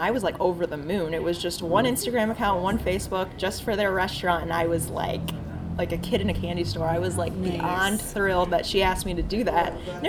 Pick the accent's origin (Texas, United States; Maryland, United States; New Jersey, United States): Maryland, United States; Like I grew up in Maryland.